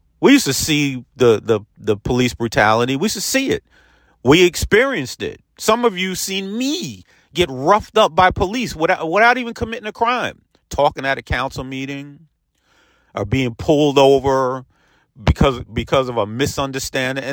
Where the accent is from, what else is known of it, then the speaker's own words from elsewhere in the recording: Peekskill, New York, United States; my hometown of Peekskill, New York